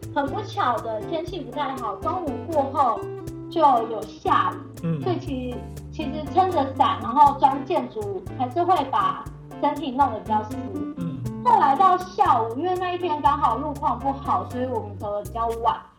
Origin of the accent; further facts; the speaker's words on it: northern Taiwan, Taiwan; 我跟北部的山的连接性比较多，毕竟从小就在嗯。在那边长大